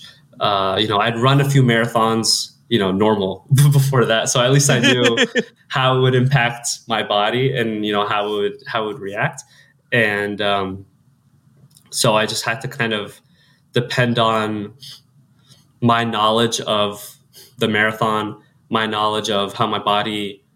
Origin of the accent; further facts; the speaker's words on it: Central Ohio, United States; moved away as an adult; now in Chicago, United States; growing up in Central Ohio